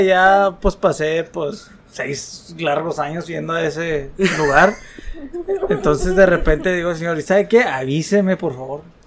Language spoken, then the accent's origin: Spanish; Chihuahua, Mexico; La primera vez que salí de Chihuahua, yo creo, fui a Puebla, fue mi primer estado foráneo y salí de aquí